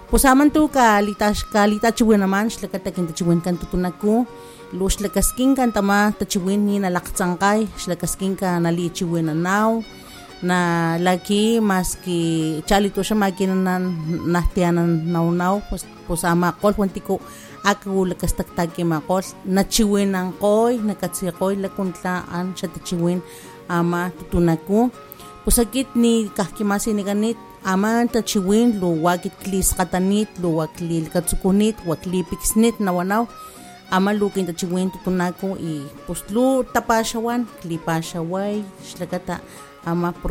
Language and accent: Spanish; Mecatlán, Veracruz, Mexico; first language Totonac; Spanish is a second language; laboro en la comunidad de La Cruz, pero soy originaria de la cabecera municipal de Mecatlán. Hablo, mi lengua materna es la lengua tutunacú y mi segunda lengua es el español.